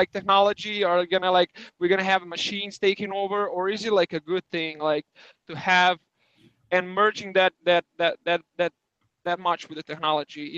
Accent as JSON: {"language": "English", "region": "Belgrade", "country": "Serbia", "second_language": "English", "moved": "as an adult", "said": "I am from Belgrade, the capital of Serbia."}